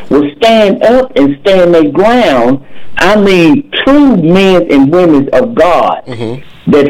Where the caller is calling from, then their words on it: Atlanta, Texas, United States; I'm calling from Atlanta, Texas.